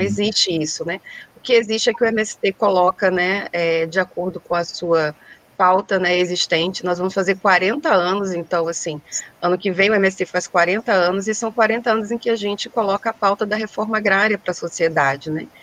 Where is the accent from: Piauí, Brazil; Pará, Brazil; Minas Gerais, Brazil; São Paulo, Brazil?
Pará, Brazil; now in Rio de Janeiro, Brazil; eu sou do estado do Pará, hoje moro no Rio de Janeiro